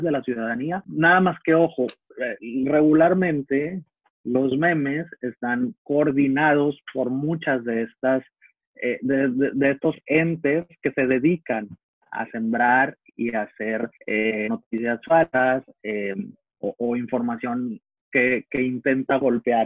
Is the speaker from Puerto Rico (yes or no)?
no; Navolato, Sinaloa, Mexico; en el puerto de Altata, en Navolato, de donde soy